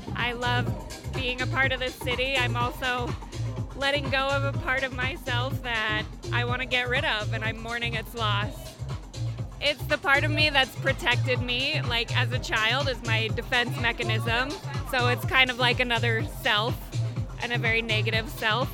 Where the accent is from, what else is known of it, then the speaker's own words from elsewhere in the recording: Reno, Nevada, United States; moved away as an adult; also born or lived in Austin, Texas; now in Tucson, United States; I'm uh, from Reno, Nevada. I uh, had moved from Austin back to Reno